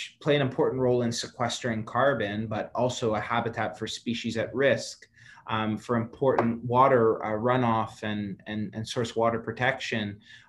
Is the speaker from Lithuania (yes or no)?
no; Ontario, Canada; I grew up in Algonquin Park, Highland Trail with my dad.